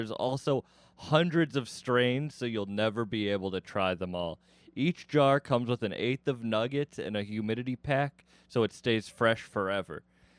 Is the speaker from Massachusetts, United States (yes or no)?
yes; Massachusetts, United States; I'm from Massachusetts.